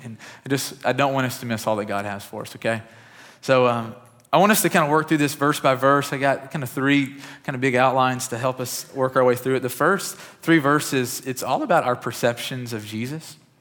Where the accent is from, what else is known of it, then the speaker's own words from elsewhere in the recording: West Kentucky, United States; I grew up in West Kentucky